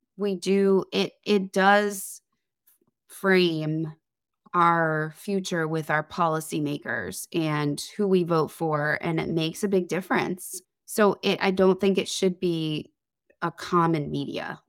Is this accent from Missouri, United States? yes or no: no; Connecticut, United States; moved away; I'm originally from Connecticut.